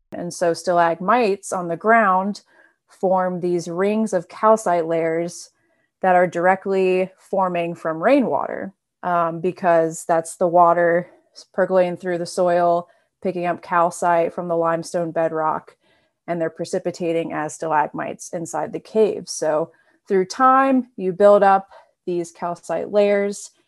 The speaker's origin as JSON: {"language": "English", "region": "North Carolina", "country": "United States", "moved": "as an adult", "lives_now": "Madison, United States", "said": "I'm also from North Carolina, as Rudy is"}